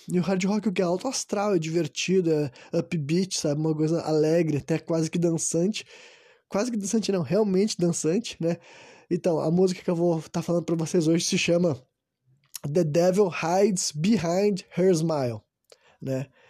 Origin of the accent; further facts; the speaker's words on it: Brazil; eu sou brasileiro